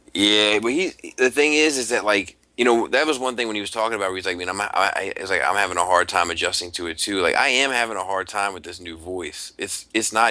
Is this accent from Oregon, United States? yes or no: no; outside of Baltimore, Maryland, United States; I grew up outside of Baltimore. Like I'm not from the city proper of Baltimore. I grew up outside of Baltimore